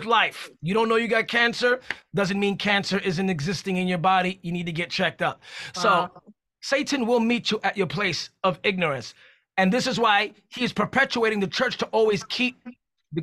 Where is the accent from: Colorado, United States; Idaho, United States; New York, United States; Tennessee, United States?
New York, United States; New York City; I'm from New York City